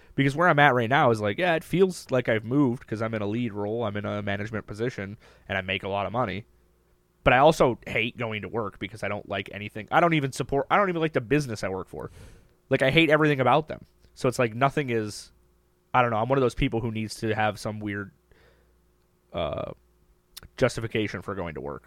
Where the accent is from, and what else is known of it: Minnesota, United States